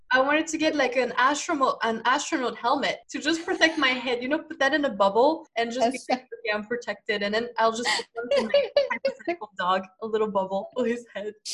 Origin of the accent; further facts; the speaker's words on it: France; from France.